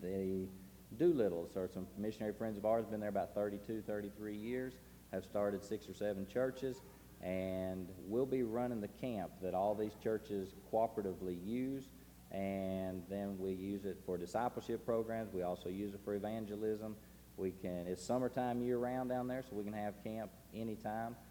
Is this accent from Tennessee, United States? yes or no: yes; Chattanooga, Tennessee, United States; We're from Chattanooga